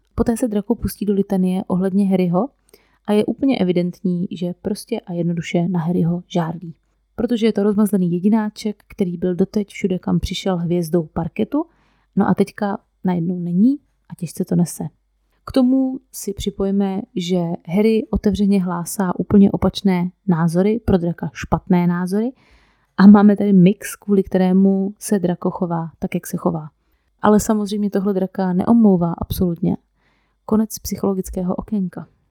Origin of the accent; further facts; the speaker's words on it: Moravia, Czechia; u nás na Moravě